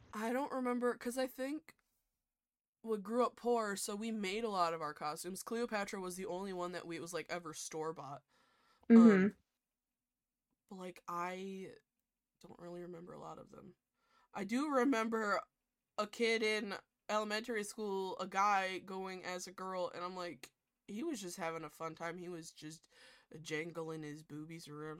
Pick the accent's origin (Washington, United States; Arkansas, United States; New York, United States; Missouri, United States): New York, United States; I'm I'm also from New York